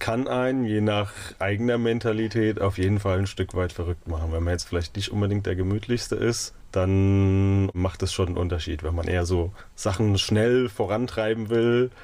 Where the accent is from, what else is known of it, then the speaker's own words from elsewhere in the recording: Bodenheim, Rhineland-Palatinate, Germany; also born or lived in Mainz / Zürich, Switzerland; geboren in Mainz, aufgewachsen in Bodenheim